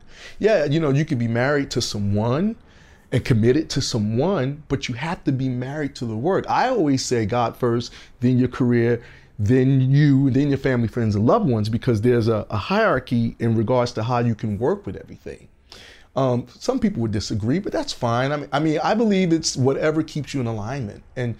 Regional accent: Georgia, United States; now in Los Angeles, United States; I came from Atlanta, Augusta, GA. And I had lived there for years.

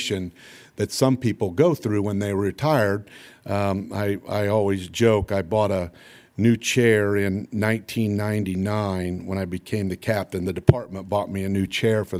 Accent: Lafayette, Indiana, United States; also born or lived in Houston, Texas; I saved enough money to basically come back, buy my first house and stuff here in Lafayette over off Greenbush Street on North 28th

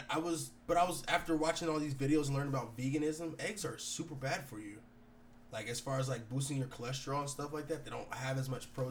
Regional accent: United States; I'm too American for that shit, bro.

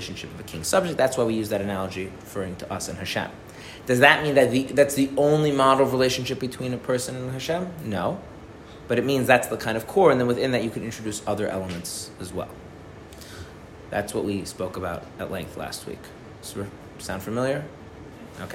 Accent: United States; as an American

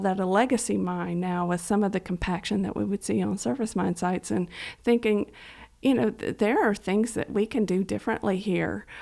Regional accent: Estill County, Kentucky, United States; also born or lived in Harlan County, Kentucky; having grown up on a farm in, uh, Estill County, uh, I, I grew up on a pig farm

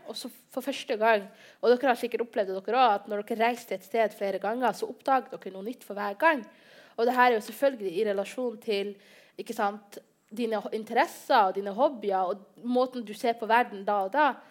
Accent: Bodø, Nordland, Norway; jeg kommer fra Bodø, og det er en liten by med 55 000, 55 000 innbyggere

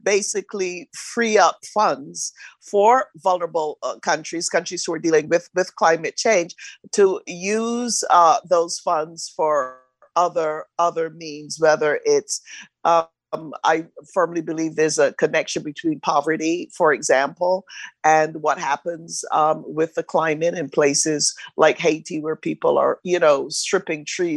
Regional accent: Barbados; I'm from Barbados in the Caribbean

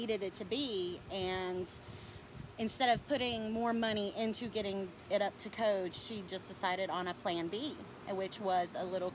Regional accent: Todd, North Carolina, United States; also born or lived in Boone, North Carolina / Ashe County, North Carolina; I grew up in Todd

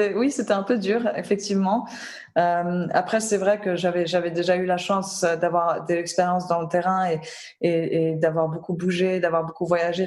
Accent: Geneva, Switzerland; also born or lived in Belgium / Lebanon; j'ai grandi à Genève aussi, hein, entourée d'organisations internationales partout

